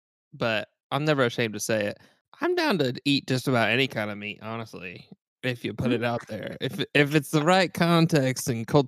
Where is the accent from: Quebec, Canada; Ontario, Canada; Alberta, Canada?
Alberta, Canada; Here in Berta. So if I go to Canada and I'm just like, yeah, I'm from Berta